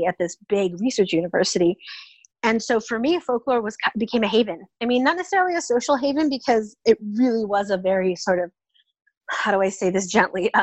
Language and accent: English; Oakland, California, United States; So I'm originally from the San Francisco Bay Area. I grew up in Oakland, California.